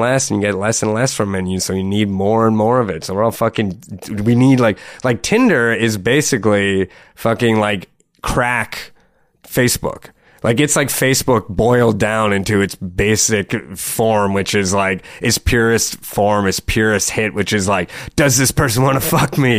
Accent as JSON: {"language": "English", "town": "Sault Ste. Marie", "region": "Ontario", "country": "Canada", "tie": "born or raised there", "moved": "yes", "lives_now": "Toronto, Canada", "said": "growing up in Sault Ste. Marie, which is like just like economically like devastated place"}